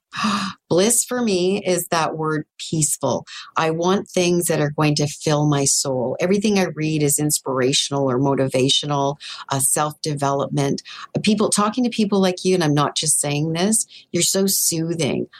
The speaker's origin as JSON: {"language": "English", "region": "Northern Ontario", "country": "Canada", "tie": "born or raised there", "moved": "yes", "lives_now": "Toronto, Canada", "said": "I grew up in Northern Ontario"}